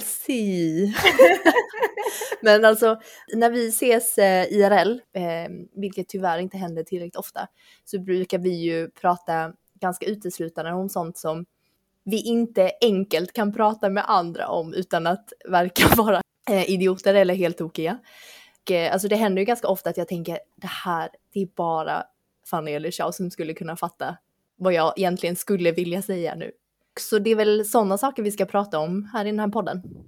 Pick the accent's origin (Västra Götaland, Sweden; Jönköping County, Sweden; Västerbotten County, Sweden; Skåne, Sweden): Skåne, Sweden; Lund; moved away as an adult; also born or lived in Taiwan; now in Stockholm, Sweden; Men jag har vuxit upp i Skåne, eh, framförallt i Lund och Lomma, eh, men bor i Stockholm sedan 14 år tillbaka